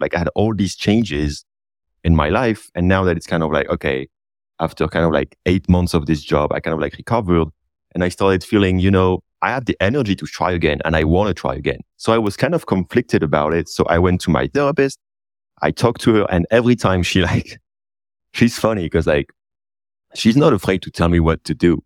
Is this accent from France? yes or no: yes; north of France, France; that's actually close to my hometown where I was born. I kind of like love this area. It's really my place, you know, north of France